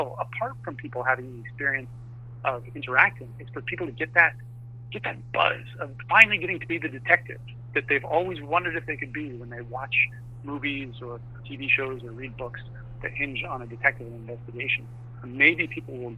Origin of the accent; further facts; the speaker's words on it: Vancouver, British Columbia, Canada; also born or lived in Los Angeles; So I'm located in Vancouver, Canada. A year ago, I was living in L.A., but I'm originally from Vancouver